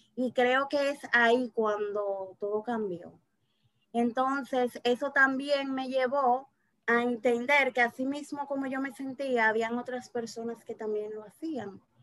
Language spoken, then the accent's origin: Spanish; Azua, Dominican Republic; yo nací en Asua